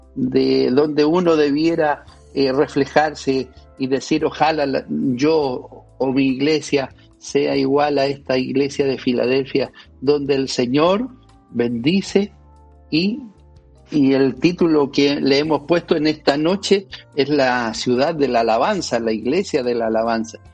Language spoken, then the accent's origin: Spanish; Chile; nosotros como chilenos